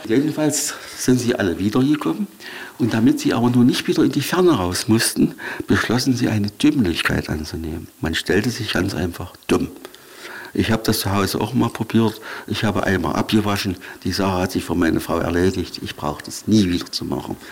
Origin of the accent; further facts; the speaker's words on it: Schildau, Saxony, Germany; also born or lived in Torgau; ich habe eigentlich eine schöne Jugend hier, Kindheit gehabt